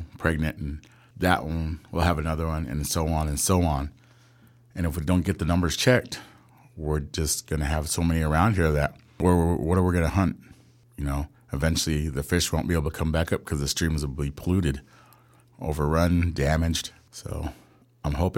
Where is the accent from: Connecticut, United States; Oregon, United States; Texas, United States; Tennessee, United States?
Oregon, United States; Dry Creek, Warm Springs Reservation; also born or lived in Tenino; I grew up in Dry Creek mostly with the Greens and the Tohets